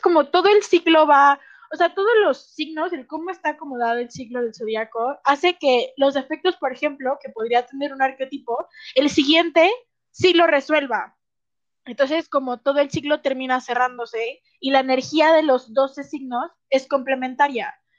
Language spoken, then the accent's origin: Spanish; Guadalajara, Jalisco, Mexico; accent: tapatío; soy de Guadalajara